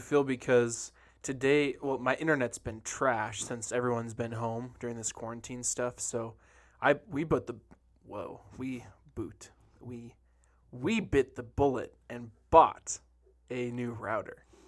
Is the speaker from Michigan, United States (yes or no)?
yes; Detroit, Michigan, United States; moved away; I grew up in Detroit when I was a kid